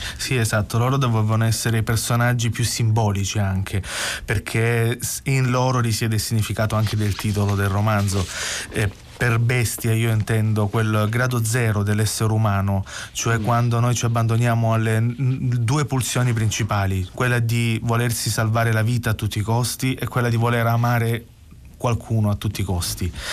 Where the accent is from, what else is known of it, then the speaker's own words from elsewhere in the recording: Gallipoli, Apulia, Italy; first language Salentino dialect; Italian is a second language; moved away as an adult; now in Bologna, Italy; sono andato via dal Salento dove ho vissuto per 27 anni a Gallipoli e sono andato a vivere a Bologna